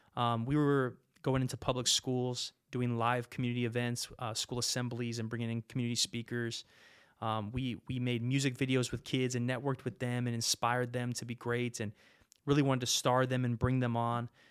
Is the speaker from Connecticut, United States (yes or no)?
no; Modesto, California, United States; now in Fargo, United States; I grew up in Modesto, California